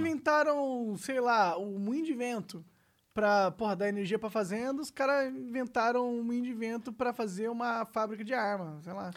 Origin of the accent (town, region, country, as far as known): São Paulo, Brazil; born or raised there; also born or lived in Três Rios, Rio de Janeiro